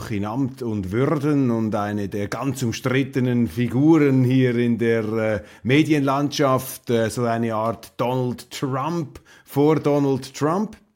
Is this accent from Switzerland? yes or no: yes; Switzerland; in der deutschen Presselandschaft der Moralismus gegen Berlusconi viel massiver ausgeprägt ist als bei uns in der Schweiz